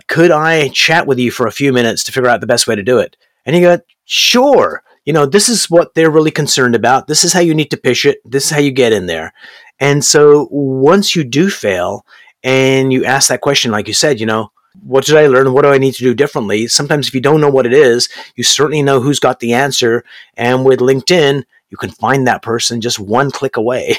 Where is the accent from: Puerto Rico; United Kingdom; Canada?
Canada; also born or lived in Berkeley, California / Brampton, Ontario; I'm actually here in Brampton, Ontario, Canada, and I'm a Canadian